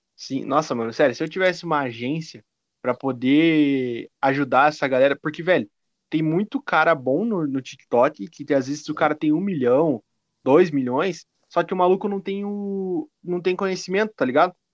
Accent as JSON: {"language": "Portuguese", "town": "Curitiba", "region": "Paraná", "country": "Brazil", "said": "Eu sou de Curitiba"}